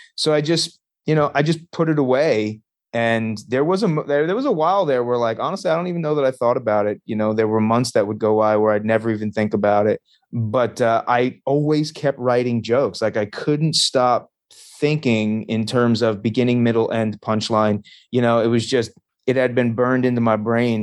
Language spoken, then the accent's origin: English; Long Island, New York, United States; moved away as an adult; also born or lived in Las Vegas, Nevada; now in Hanover, Pennsylvania, United States; I grew up on Long Island, uh, okay. New York. I went to uh, like I was born in Vegas actually, but uh, I went from like first grade until graduating high school on Long Island.